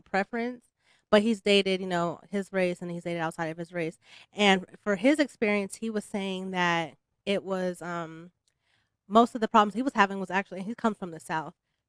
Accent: Philippines; I'm Filipino

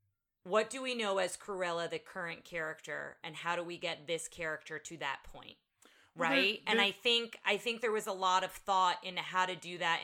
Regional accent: United States; we're American and we're not British.

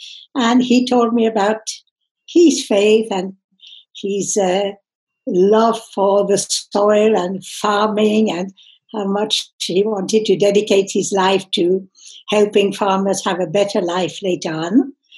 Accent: England, United Kingdom; born there; moved away as an adult; also born or lived in France; I was born in England in 1940. I was educated in France. I studied at the university in Reading in Berkshire.

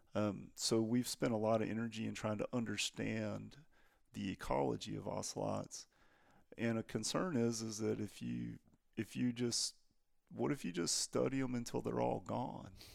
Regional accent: Texas, United States; I'm from Texas

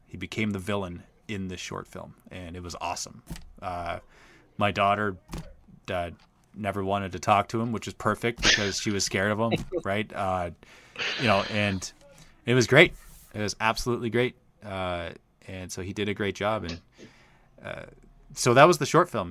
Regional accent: Australia; accent: Australian

